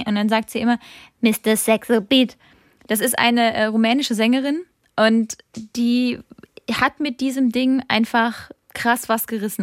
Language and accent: German; Rhineland-Palatinate, Germany; Ich komme aus der Pfalz